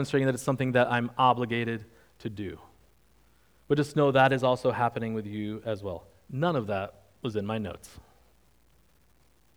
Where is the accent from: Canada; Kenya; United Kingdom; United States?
United States; Northeast; moved away as an adult; also born or lived in Virginia; I grew up mainly in the Northeast